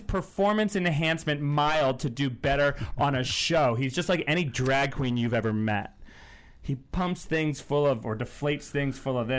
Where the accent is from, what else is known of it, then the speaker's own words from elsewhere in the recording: New England, United States; I'm from New England.